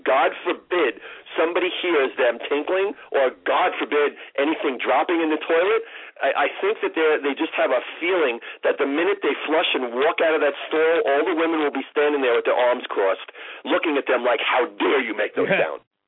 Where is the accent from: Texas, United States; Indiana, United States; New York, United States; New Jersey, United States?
New York, United States; New York City; I grew up in New York City